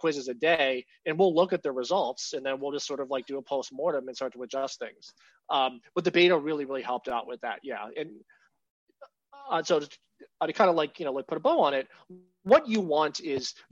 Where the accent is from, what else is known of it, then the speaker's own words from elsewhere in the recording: Pittsburgh, Pennsylvania, United States; I grew up in Pittsburgh